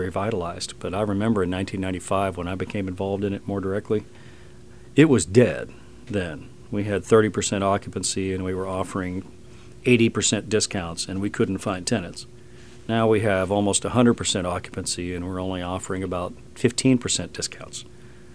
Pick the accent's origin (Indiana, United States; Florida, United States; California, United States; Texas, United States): Florida, United States; Lakeland; I grew up in Lakeland